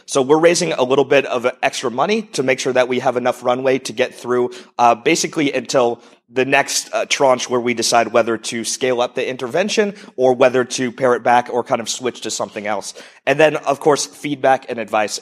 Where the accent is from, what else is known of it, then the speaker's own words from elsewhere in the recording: United States; moved away as an adult; also born or lived in Europe / Estonia; I'm originally an entrepreneur from the U S, if you haven't figured out from my accent.